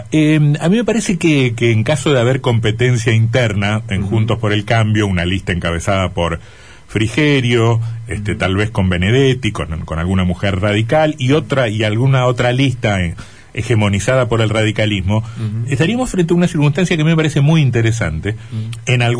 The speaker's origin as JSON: {"language": "Spanish", "town": "Curtiembre", "region": "Entre Ríos", "country": "Argentina", "said": "¿O cuántos en mi pueblo Curtiembre?"}